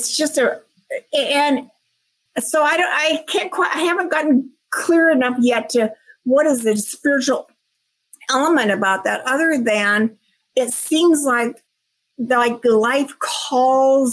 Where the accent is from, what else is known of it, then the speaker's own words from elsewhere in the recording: Washington, United States; moved away as an adult; also born or lived in Tampa, Florida; I was born and raised in Washington State. I moved all the way across country to Tampa, Florida with my job